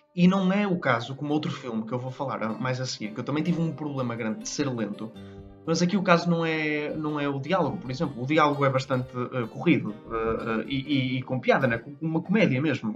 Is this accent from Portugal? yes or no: yes; Portugal; somos portugueses